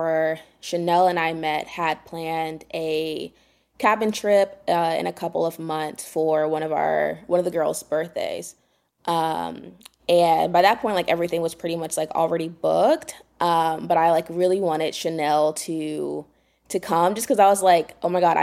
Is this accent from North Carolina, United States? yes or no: yes; Durham, North Carolina, United States; moved away as an adult; now in Raleigh, United States; I'm from Durham, but I moved to Raleigh for work in 2019